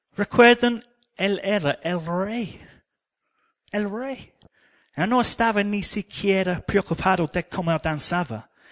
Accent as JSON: {"language": "Spanish", "region": "England", "country": "United Kingdom", "second_language": "Spanish", "moved": "yes", "said": "yo soy inglés"}